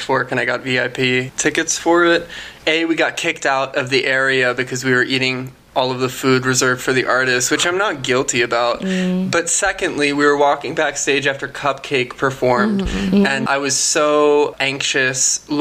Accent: Maryland, United States; I'm from Maryland

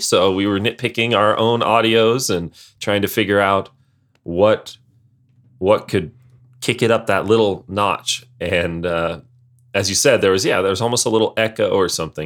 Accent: Montana, United States; I'm from Montana

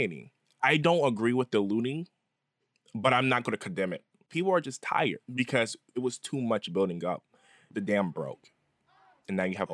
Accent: the South, United States; moved away; I'm originally from the South

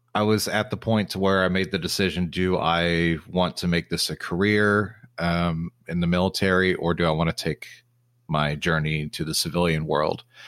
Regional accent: Texas, United States; also born or lived in Oklahoma City; now in Dallas-Fort Worth, United States; I'm from Texas

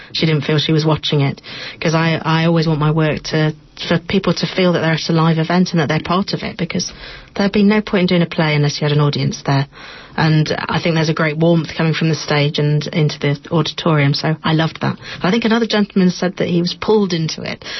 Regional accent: United Kingdom; I'm from Britain.

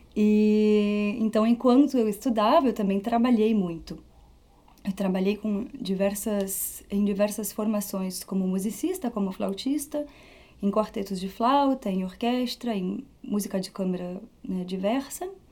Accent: Paris, Île-de-France, France; first language Portuguese; moved away as an adult; also born or lived in Rio Grande do Sul, Brazil / Belgium; now in Rio de Janeiro, Brazil; Quando eu tinha três anos, eu fui morar na França com a minha família. E fui alfabetizada em francês, mas em casa sempre falei português.

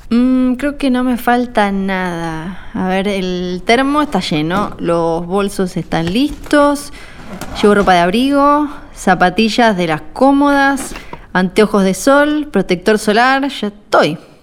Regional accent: Ushuaia, Tierra del Fuego, Argentina; Soy fueguina, nacida y criada en Ushuaia

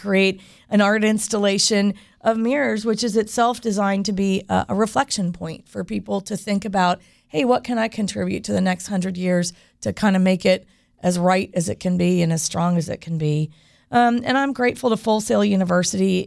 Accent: Winter Park, Florida, United States; I grew up here, and growing up in Winter Park

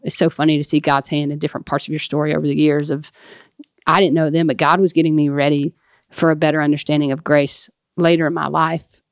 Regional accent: Flora, Mississippi, United States; that's where I really call my hometown. I think we've talked about it on here before, but um, the town of Flora, Mississippi

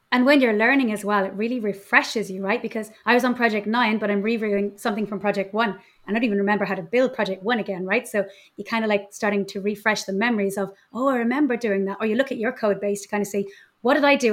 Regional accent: Ireland; moved away as an adult; now in Mallorca, Spain; I'm Irish, but living in Mallorca

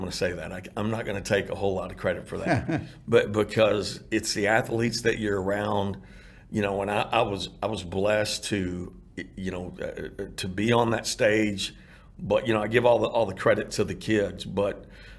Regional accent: Irving, Texas, United States; And so, man, those were great memories growing up in Irving.

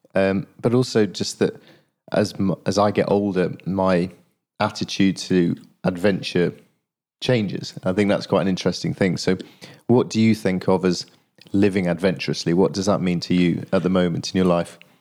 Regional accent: Yorkshire and the Humber, United Kingdom; now in London, United Kingdom; I live down in London, but I'm from Yorkshire

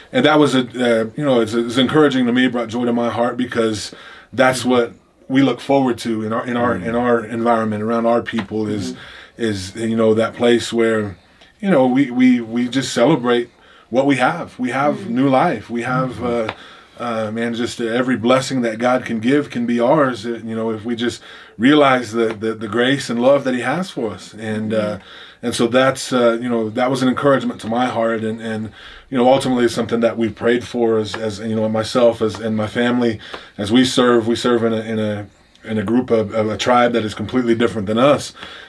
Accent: Oklahoma, United States; I come from the Pawnee tribe of Oklahoma. That's the tribe I'm enrolled in.

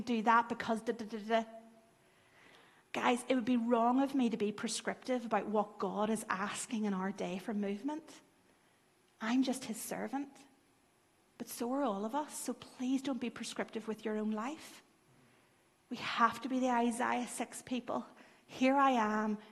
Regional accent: Lurgan, Northern Ireland, United Kingdom; I grew up in Lurgan

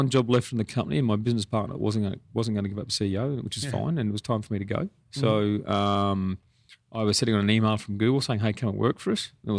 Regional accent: Australia; Then I don't come from Rockhampton or Emerald or Cloncurry. I grew up in the Australian Army.

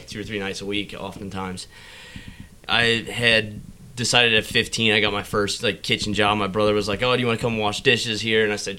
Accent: Cincinnati, Ohio, United States; moved away as an adult; also born or lived in Charlotte, North Carolina; Cincinnati, Ohio. Grew up there. Went away to culinary school in Charlotte, Johnson, Wales.

